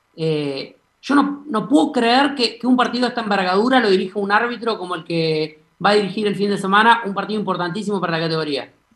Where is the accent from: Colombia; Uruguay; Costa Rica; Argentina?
Argentina; Entre Ríos; soy entrerriano, me gustaría, me gustaría, ver a la selección en, mi tierra